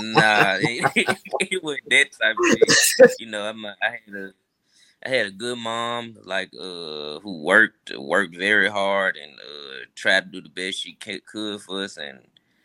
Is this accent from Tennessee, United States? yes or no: yes; Memphis, Tennessee, United States; I'm originally from Mitchell Heights. You know, over there, really, off of Summer Avenue